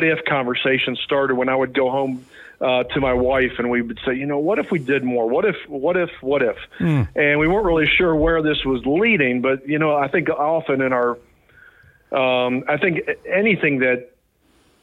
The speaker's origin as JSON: {"language": "English", "town": "New Martinsville", "region": "West Virginia", "country": "United States", "tie": "born or raised there", "also_born_or_lived": "Atlanta, Georgia", "moved": "yes", "lives_now": "Morgantown, United States", "said": "I was born over in New Martinsville, Wetzel County"}